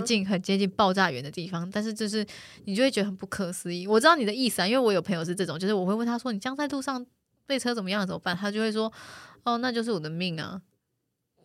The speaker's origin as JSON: {"language": "Chinese", "town": "Taichung", "country": "Taiwan", "moved": "yes", "lives_now": "Taipei, Taiwan", "said": "我也台中人"}